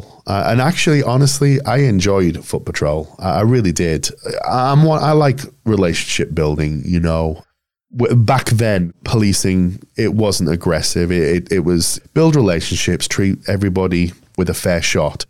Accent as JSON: {"language": "English", "region": "Yorkshire and the Humber", "country": "United Kingdom", "tie": "born or raised there", "also_born_or_lived": "London", "moved": "as an adult", "lives_now": "Nebraska, United States", "said": "I'm back in Yorkshire, where it all began."}